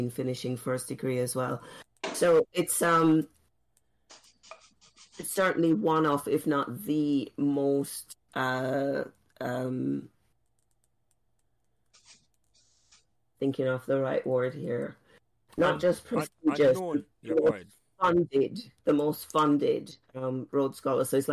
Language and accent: English; Jamaica; moved away as an adult; also born or lived in Oxford, United Kingdom; growing up in Jamaica. I never ever thought I would live outside of Jamaica